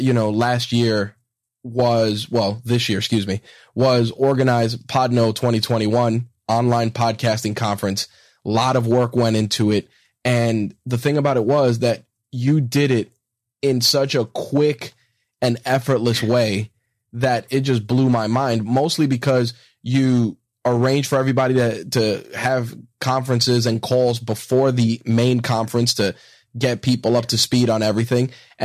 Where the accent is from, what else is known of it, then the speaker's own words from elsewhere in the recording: New York, United States; that's my crutch word as well as a New Yorker.